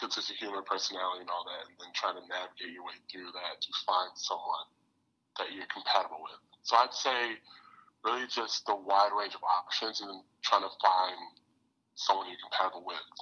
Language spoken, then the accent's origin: English; Detroit, Michigan, United States; I'm from the University of Michigan, from Detroit as well.